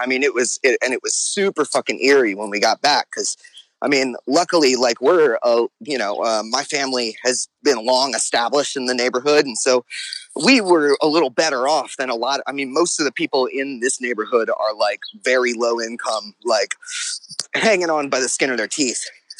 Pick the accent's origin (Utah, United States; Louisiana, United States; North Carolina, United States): Louisiana, United States; New Orleans; Oh, no, born and raised. I haven't really lived anywhere else.